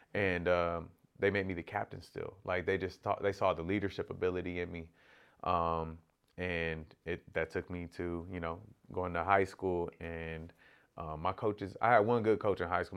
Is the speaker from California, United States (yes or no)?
yes; Corona, California, United States; growing up in Corona